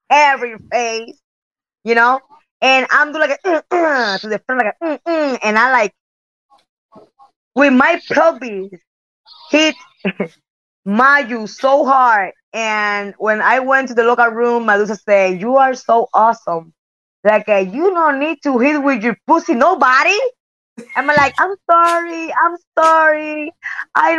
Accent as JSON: {"language": "English", "country": "Puerto Rico", "also_born_or_lived": "Japan / United States", "second_language": "English", "said": "I'm came from Puerto Rico"}